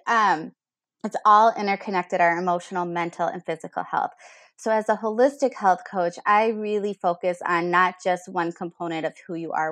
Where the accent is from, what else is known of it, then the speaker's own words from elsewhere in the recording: Minnesota, United States; I'm from Minnesota here, a homegrown girl.